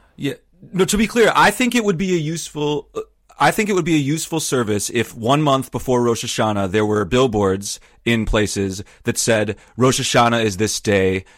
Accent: Wisconsin, United States; I grew up in Wisconsin where there's lots of Lutherans

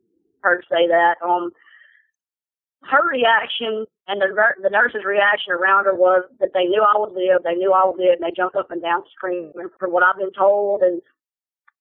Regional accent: Westboro, Louisiana, United States; I'm from Westboro, Louisiana

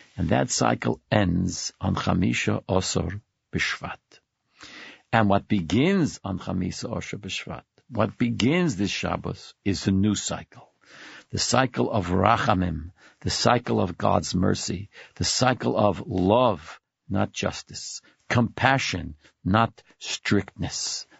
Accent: Brooklyn, New York, United States; now in Manhattan, United States; I was born and brought up in Brooklyn. I live in Manhattan now

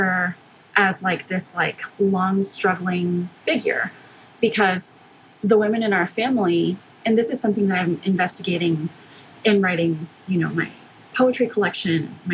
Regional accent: Houston, Texas, United States; born or raised there; also born or lived in McAllen, Texas

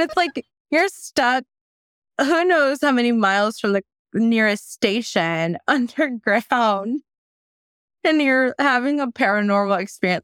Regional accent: the Bay Area, California, United States; growing up in the Bay.

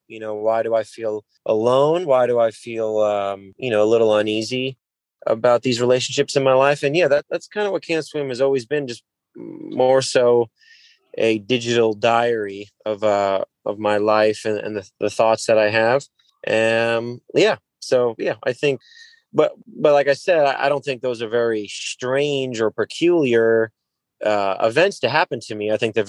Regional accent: Keansburg, New Jersey, United States; moved away as an adult; also born or lived in New York City; now in Orlando, United States; I grew up in Kingsburg

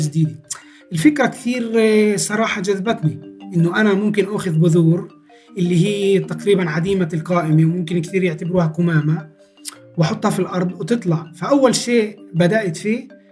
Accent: Palestine; أجدادنا كفلسطينيين

